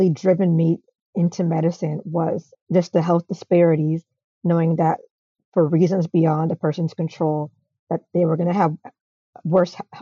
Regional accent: Atlanta, Georgia, United States; I'm from Atlanta

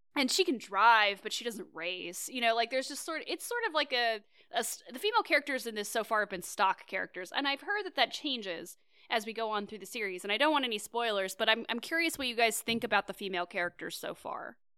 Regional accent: Kansas, United States; moved away; I grew up in Kansas

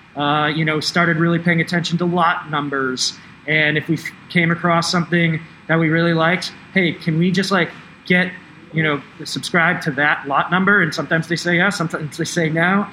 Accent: East Coast, United States; moved away; I'm from the East Coast

